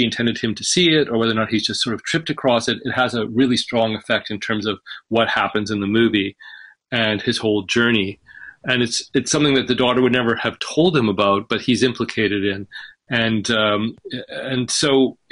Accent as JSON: {"language": "English", "region": "British Columbia", "country": "Canada", "tie": "born or raised there", "also_born_or_lived": "Egypt", "said": "the province that I'm from. I was raised in British Columbia"}